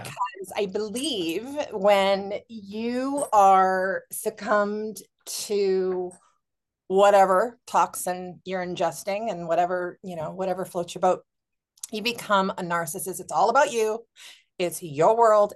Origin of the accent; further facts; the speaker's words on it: Honolulu, Hawaii, United States; moved away; I'm from Honolulu. I'm from Oahu